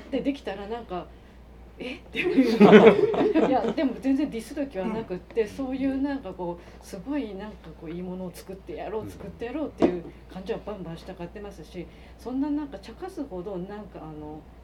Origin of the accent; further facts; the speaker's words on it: Miyagi, Japan; now in Nagoya, Japan; 私が宮城出身なんで